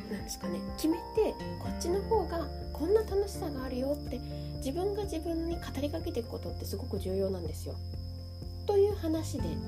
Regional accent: Shizuoka, Japan; now in Kamakura, Japan; 実は私の実家は静岡のなんですけれども

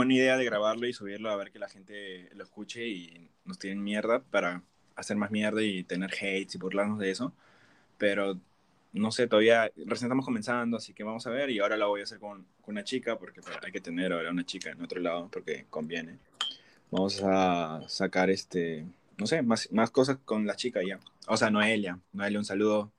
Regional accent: Peru; moved away; Soy de Perú

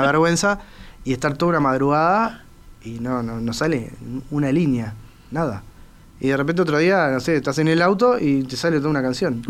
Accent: Uruguay; como buen uruguayo

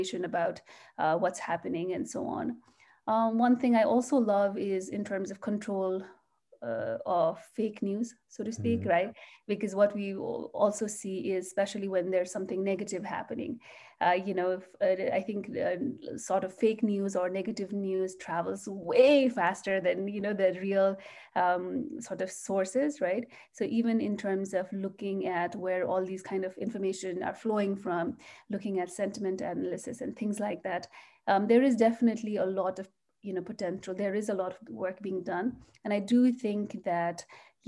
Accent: Nepal; also born or lived in Singapore / Canada; now in United States; I'm originally from Nepal

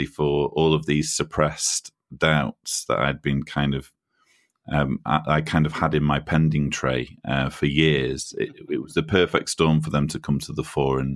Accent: Manchester, North West England, United Kingdom; moved away as an adult; now in Croatia; You can probably tell from my accent that I'm a Brit. I was born and raised in Manchester or near Manchester in the UK

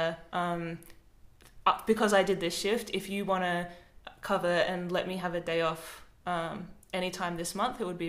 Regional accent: Adelaide, South Australia, Australia; moved away as an adult; now in Melbourne, Australia; I'm from Adelaide. I moved to Melbourne.

